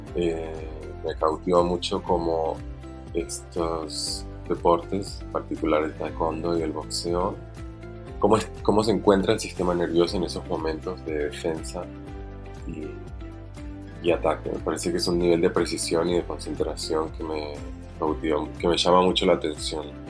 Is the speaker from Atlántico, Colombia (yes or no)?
no; Bogotá, Colombia; now in Argentina; no soy argentino, nací en Bogotá, Colombia y vivo en Argentina hace 22 años.